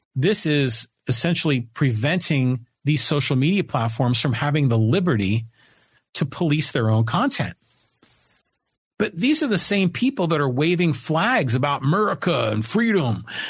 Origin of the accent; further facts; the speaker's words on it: Poway, California, United States; I'm here in Poway, in my hometown of Poway